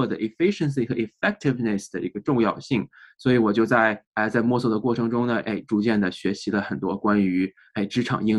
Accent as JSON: {"language": "Chinese", "country": "China", "tie": "born or raised there", "moved": "yes", "lives_now": "United States", "said": "哎，我是在中国出生长大，然后呢，在啊在读书期间呢，来到了美国，然后在美国啊，现在已经工作生活了啊十年左右了。"}